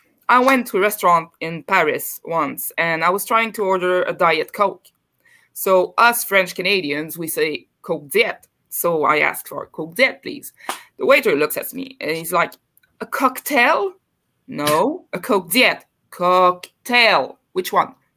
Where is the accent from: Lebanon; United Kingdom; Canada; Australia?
United Kingdom; As a British person